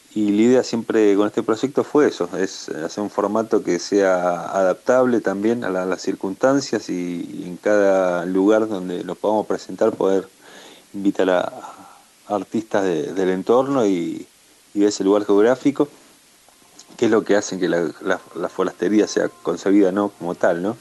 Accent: Buenos Aires, Argentina; moved away as an adult; now in Córdoba, Argentina; aquí vivimos en Córdoba, nosotros somos originalmente de Buenos Aires, pero vinimos hace un par de años aquí a la sierra

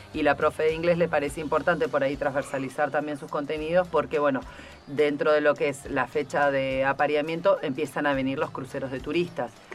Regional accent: Ushuaia, Tierra del Fuego, Argentina; Nosotros que somos de Ushuaia

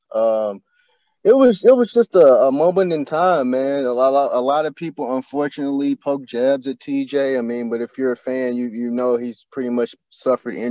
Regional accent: Louisville, Kentucky, United States; moved away as an adult; now in Indianapolis, United States; I'm originally from Louisville, Kentucky. We don't have a pro team there. I moved to Indy in 2018

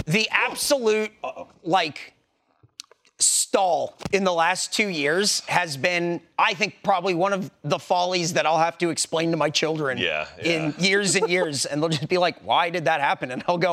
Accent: California, United States; now in Texas, United States; I come from California where everything had the bear.

